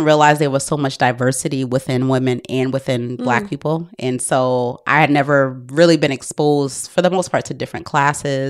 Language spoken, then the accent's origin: English; Albany, New York, United States; moved away; I grew up in a neighborhood in Albany